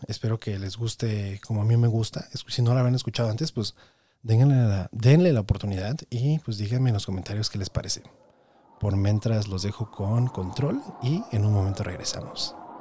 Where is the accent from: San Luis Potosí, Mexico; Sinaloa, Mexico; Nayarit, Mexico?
Nayarit, Mexico; Tepic; crecí en Tepic Nayarit